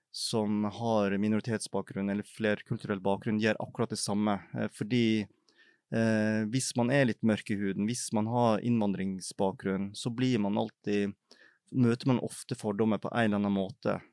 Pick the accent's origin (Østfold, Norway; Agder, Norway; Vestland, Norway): Vestland, Norway; Feios; now in Oslo, Norway; jeg er oppvokst i Feios i Sogn og Fjordane